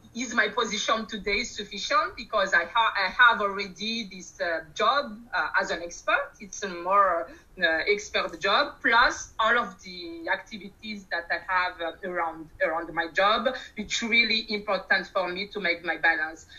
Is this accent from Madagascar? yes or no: yes; Madagascar; moved away as an adult; now in France; I'm from Madagascar, as I as I said by …, and arrived in France, let's say, for for almost 20 years now